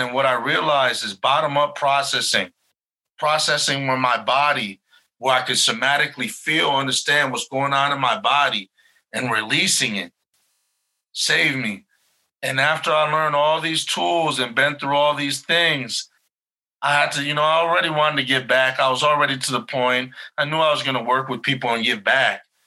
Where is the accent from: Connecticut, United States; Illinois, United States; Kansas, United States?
Illinois, United States; Chicago; I'm from Chicago